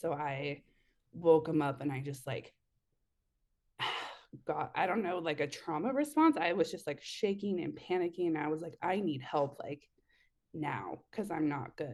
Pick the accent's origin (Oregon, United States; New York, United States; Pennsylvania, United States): Oregon, United States; Eugene; I'm in Oregon, so, like, Eugene area